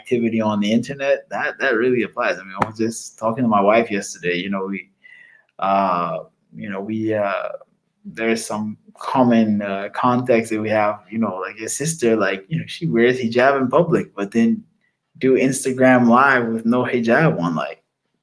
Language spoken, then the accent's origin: English; United States; being an American